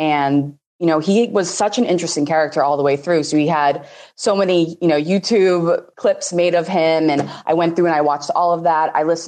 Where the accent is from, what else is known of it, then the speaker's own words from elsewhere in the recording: Boston, Massachusetts, United States; I will be 26 in a couple weeks. I am from Boston, Massachusetts.